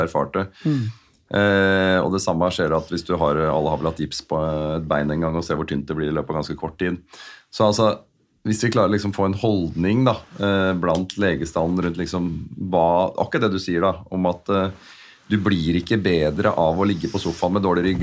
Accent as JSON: {"language": "Norwegian", "town": "Asker", "region": "Akershus", "country": "Norway", "tie": "born or raised there", "said": "jeg er oppvokst i Asker"}